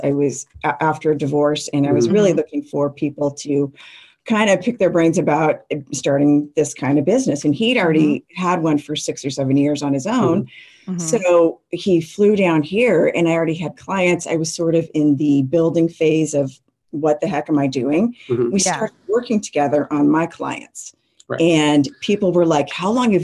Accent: Las Vegas, Nevada, United States; growing up in Vegas, I was always going to the library

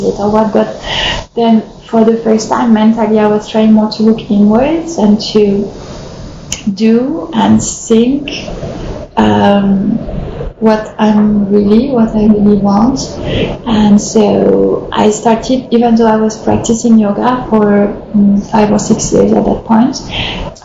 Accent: France; I grew up in France

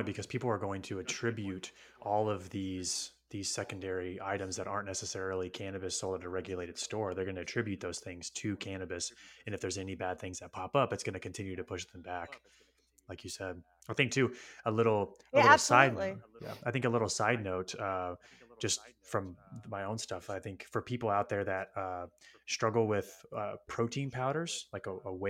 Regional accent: Lafayette, Indiana, United States; Yeah, I'm from Lafayette, Indiana, by the way.

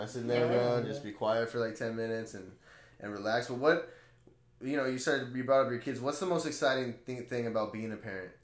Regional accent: Blythe, California, United States; I grew up in Blythe

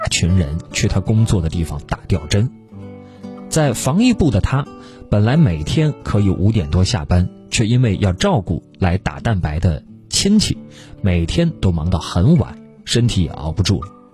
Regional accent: Guangdong, China; 我是潮汕人

